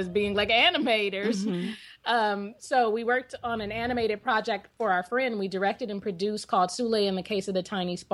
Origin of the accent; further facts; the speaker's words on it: Bay Area, California, United States; We're originally from the Bay Area